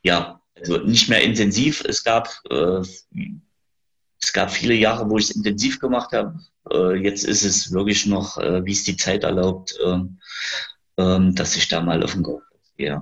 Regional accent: Gera, Thuringia, Germany; ich bin äh, Gerscher. Ähm, ich bin geboren in Gera, bin auch immer in Gera gewesen

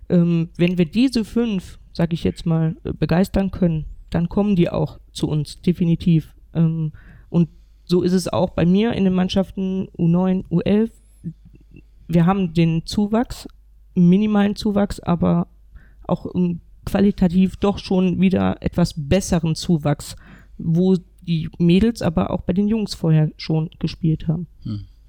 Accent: North Rhine-Westphalia, Germany; now in Thuringia, Germany; gebürtig ähm, komme ich ja eigentlich aus Nordrhein-Westfalen

